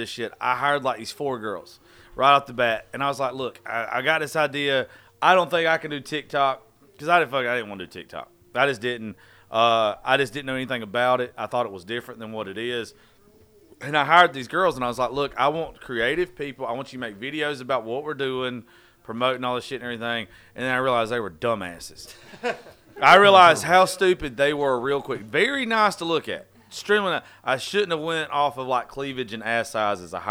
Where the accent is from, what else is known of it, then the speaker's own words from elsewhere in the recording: Georgia, United States; I'm from Georgia